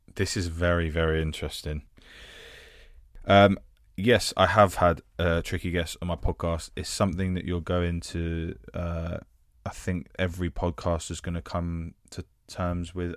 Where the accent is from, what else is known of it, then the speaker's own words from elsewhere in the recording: London, United Kingdom; I am an actor from North London, uh, currently residing in South.